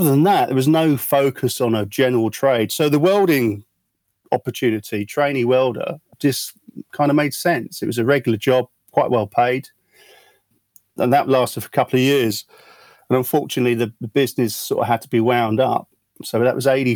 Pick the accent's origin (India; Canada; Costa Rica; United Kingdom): United Kingdom; Croydon, London; also born or lived in South Norwood; I was born in Croydon, lived in Old Town for about probably the first 7-8 years of my life.